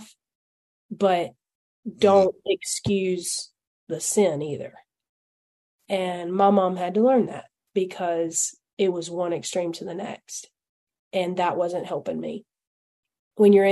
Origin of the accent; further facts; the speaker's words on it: Alabama, United States; accent: hillbilly; I'm from Alabama.